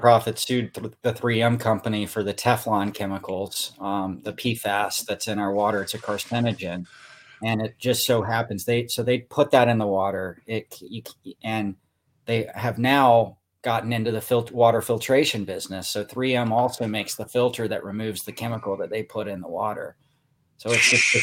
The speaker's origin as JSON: {"language": "English", "country": "United States", "also_born_or_lived": "Alabama / Tennessee", "moved": "yes", "lives_now": "Los Angeles, United States", "said": "I'm originally from Alabama and Tennessee"}